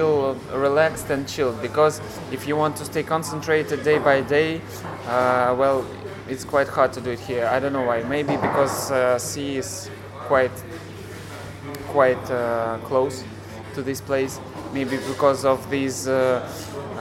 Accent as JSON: {"language": "English", "region": "Moscow", "country": "Russia", "tie": "born or raised there", "second_language": "English", "moved": "yes", "lives_now": "Kaliningrad, Russia", "said": "I was born in Moscow"}